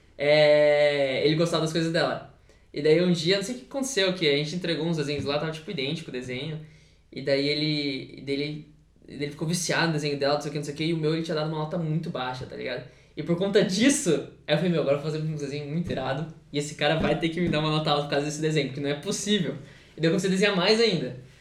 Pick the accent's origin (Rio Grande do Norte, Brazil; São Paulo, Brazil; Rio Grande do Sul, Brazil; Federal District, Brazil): São Paulo, Brazil; Taquarituba?; eu sou de Tararé, que é uma cidade pequena lá de São Paulo